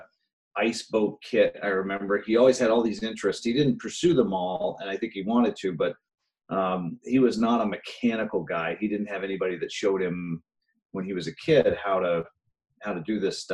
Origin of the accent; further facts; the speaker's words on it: Bangor, Maine, United States; I was born here in Bangor, and, you know, back in the 80s when I was a teenager